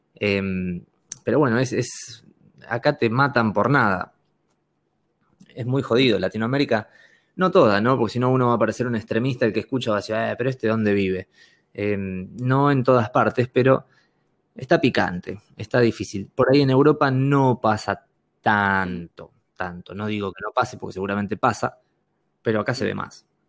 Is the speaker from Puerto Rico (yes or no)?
no; Argentina; moved away; also born or lived in Madrid / Barcelona; yo vengo de Argentina